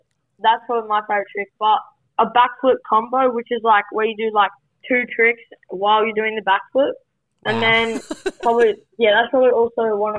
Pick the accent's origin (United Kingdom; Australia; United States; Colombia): Australia; Melbourne, Victoria; also born or lived in Queensland; So I was born in Queensland and then I moved to Melbourne.